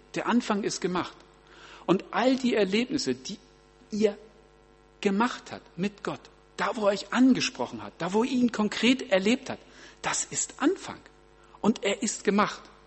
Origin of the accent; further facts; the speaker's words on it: Germany; bei uns in Deutschland